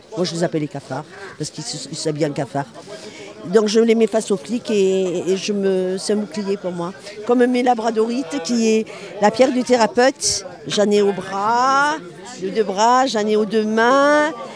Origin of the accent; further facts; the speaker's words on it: Marseille, Provence-Alpes-Côte d'Azur, France; je suis de Marseille